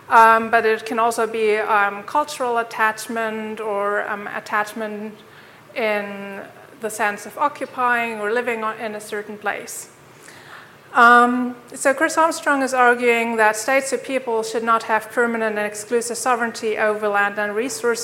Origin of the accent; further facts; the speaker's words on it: Germany; now in Tromsø, Norway; I'm originally from Germany